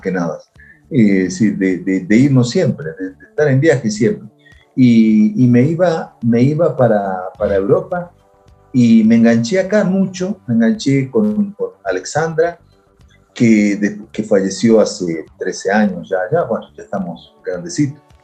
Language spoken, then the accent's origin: Spanish; Santa Fe, Argentina; moved away as an adult; now in Ecuador; mi historia comienza en Santa Fe